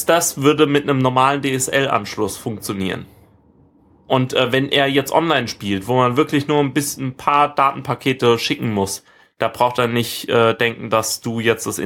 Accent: Rhineland-Palatinate, Germany; dass es jetzt Freifunk Weinstraße gibt äh, in meiner Heimat und ähm, habe das auch gleich meiner Familie installiert

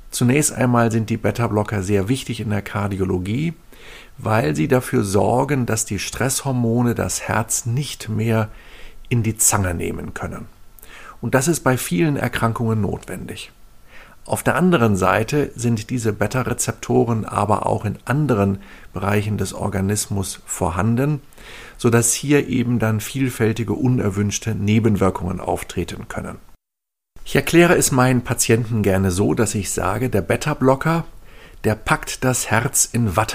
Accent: Northern Germany, Germany; ich komme ja aus Norddeutschland, da gehen viele Menschen segeln.

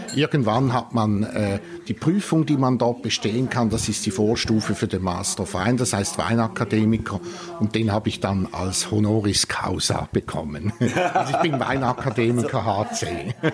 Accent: Switzerland; bei uns in der Schweiz

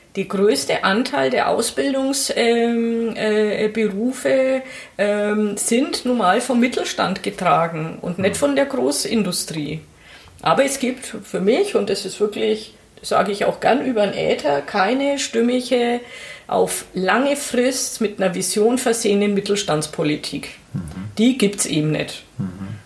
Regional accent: Oberasbach, Bavaria, Germany; also born or lived in Nuremberg; ich bin in Nürnberg geboren. Ja. Und im Fürther Landkreis sofort mit der Babyschale verbracht worden. Also Zwei Tage später war ich Landkreis Fürth-Kind

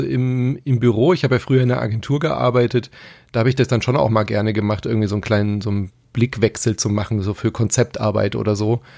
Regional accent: Stuttgart, Baden-Württemberg, Germany; ich bin ja in Stuttgart äh, aufgewachsen

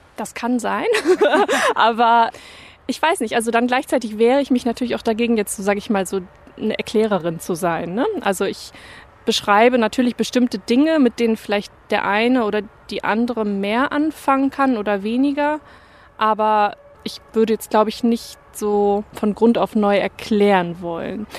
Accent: Bremen, Germany; first language German; moved away as an adult; also born or lived in Leipzig / Cologne; Ich komme ja ursprünglich auch aus Bremen

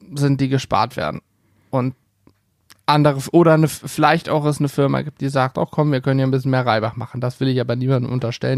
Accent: Hanover, Lower Saxony, Germany; bei uns in Hannover

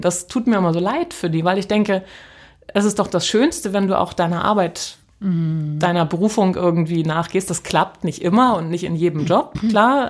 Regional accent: North Frisia, Schleswig-Holstein, Germany; moved away as an adult; also born or lived in Kiel; now in Hamburg, Germany; ich bin in Nordfriesland groß geworden

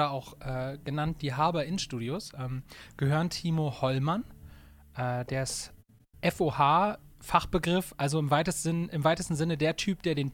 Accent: Bremen, Germany; Wir kommen, wir kommen aus Bremen, sind sesshaft in Bremen

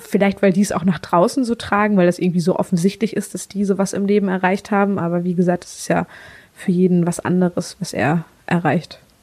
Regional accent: Mecklenburg-Vorpommern, Germany; Ich komme tatsächlich aus einem ganz kleinen Örtchen in ähm, Mecklenburg-Vorpommern. Bin richtig das Dorfkind.

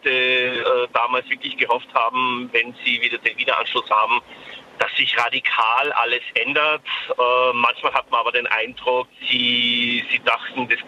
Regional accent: East Germany, Germany; Also ich komme aus dem Osten, mein Mann kommt aus dem Westen

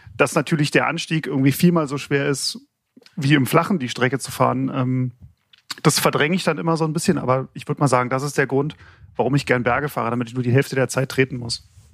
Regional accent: Berlin, Germany; also born or lived in Mecklenburg-Vorpommern; ich komme aus Berlin, habe in Mecklenburg-Vorpommern studiert

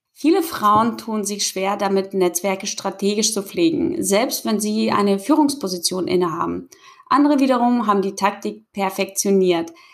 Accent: the North, Northern Germany, Germany; komme ich aus dem Norden und kann mir manchmal das Moin Moin eben nicht verkneifen.

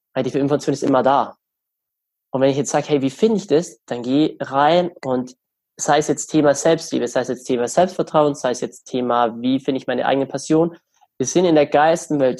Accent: Germany; bei uns in Deutschland

